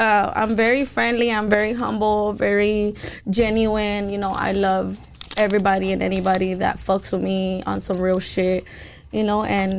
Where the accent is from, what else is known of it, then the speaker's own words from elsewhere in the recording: Los Angeles, California, United States; I am from South Central, full, so, you know? Yeah. I'm fucking loud. I grew up in the straight ghetto.